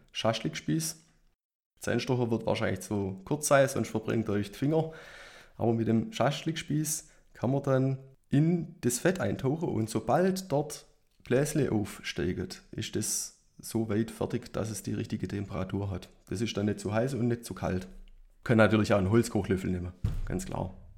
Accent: Nagold, Baden-Württemberg, Germany; meine Heimatstadt Nagold

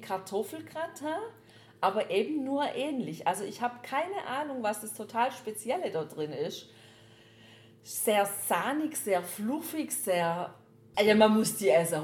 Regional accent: Baden-Württemberg, Germany; als Schwabe

